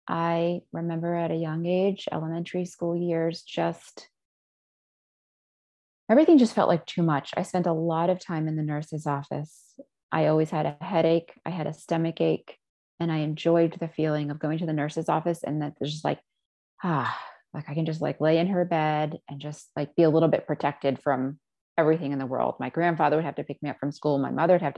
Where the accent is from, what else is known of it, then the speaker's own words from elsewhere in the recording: United States; also born or lived in Israel; My parents moved to the States after they had me. So I was a baby when I was moved here